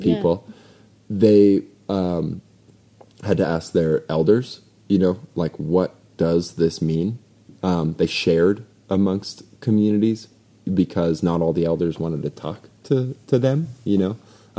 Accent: North Dakota, United States; moved away; also born or lived in Phoenix, Arizona; I'm from North Dakota. I'm a res baby

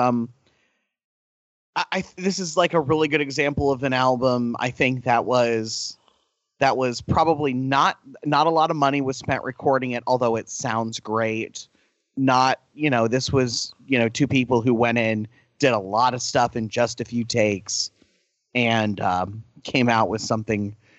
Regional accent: Mexico; moved away; Like, yes, we grew up in Mexico. We got bored of their music, so we went to Europe, and somehow we fucking ended up in Ireland

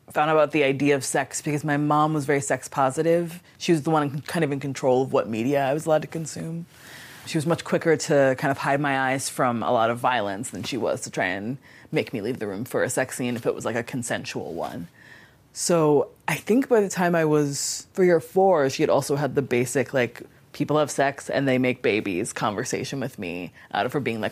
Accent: Wilmington, Delaware, United States; I grew up in Wilmington, Delaware

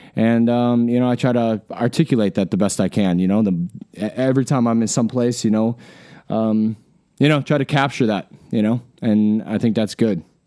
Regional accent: Wisconsin, United States; also born or lived in Alaska; now in Iowa, United States; I grew up in Wisconsin

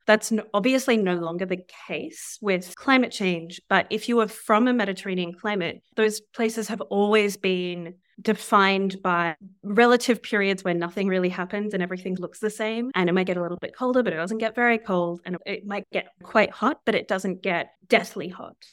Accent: Southeast Australia, Australia; moved away as an adult; now in New York, United States; the southeast of Australia where I'm from

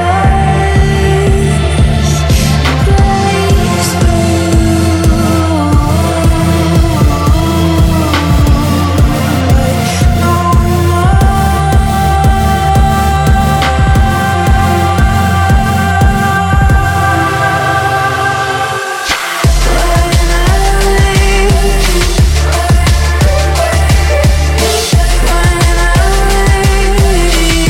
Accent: Toronto, Ontario, Canada; now in England; Toronto, and that's my hometown. That's where I grew up, that's where I'm from

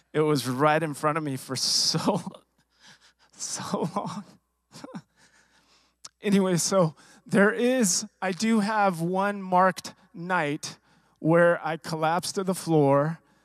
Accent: Riverside, California, United States; I was born and raised in Southern California, Riverside, California

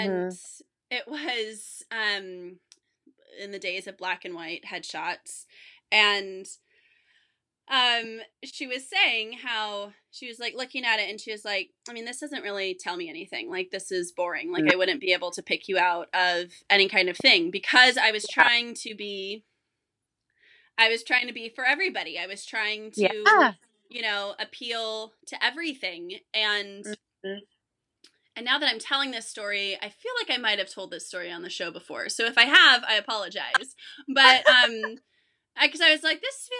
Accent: Vacaville, California, United States; I grew up in California, but I grew up in the suburbs, you know, I grew up, in Northern California

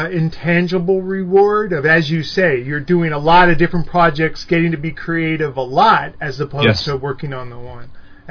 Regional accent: San Jose, California, United States; I grew up in, like Almaden Fashion Plaza in San Jose.

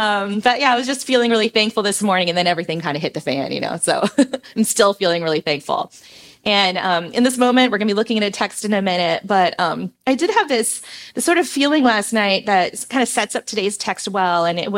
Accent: Philippines; And I grew up in the Philippines, as many of you know

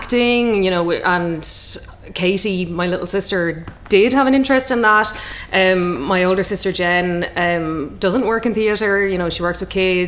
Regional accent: Waterford, Munster, Ireland; growing up in Waterford, when our dad was general manager of Red Kettle

